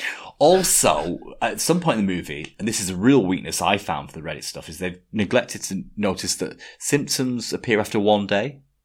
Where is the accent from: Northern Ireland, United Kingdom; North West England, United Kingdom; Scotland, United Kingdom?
North West England, United Kingdom; 18 miles from Blackpool; I had to say I wasn't from Blackpool. You know, I was from 18 miles away from Blackpool